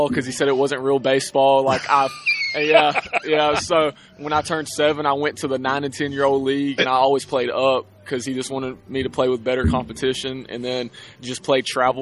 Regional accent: Alabama, United States; I'm from Alabama

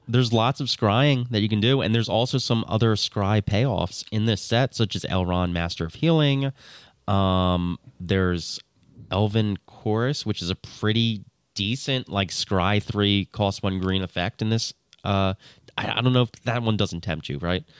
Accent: New Jersey, United States; I'm from New Jersey. I am blameless on any pronunciation.

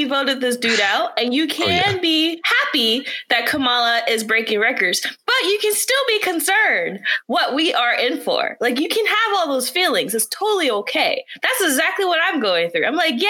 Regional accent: Georgia, United States; moved away; I'm just really proud for my home state of Georgia

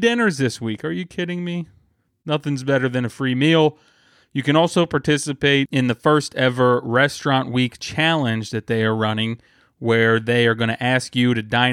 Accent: Springfield, Ohio, United States; now in Columbus, United States; my hometown of Springfield, Ohio

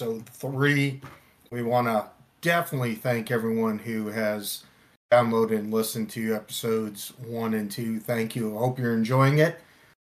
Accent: Buffalo, New York, United States; moved away; I was born in Buffalo

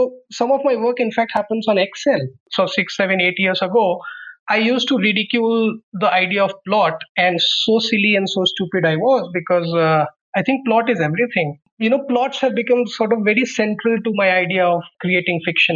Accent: Muzaffarnagar, Uttar Pradesh, India; moved away as an adult; also born or lived in Ahmedabad; while I was growing up in Muzaffarnagar

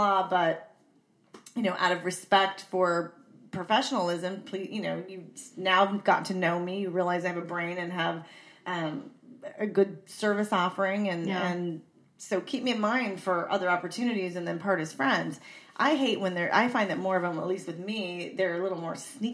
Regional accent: San Diego, California, United States; I'm from San Diego.

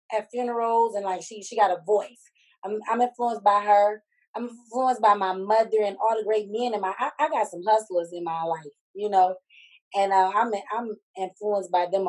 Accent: Detroit, Michigan, United States; I'm from Detroit, Michigan

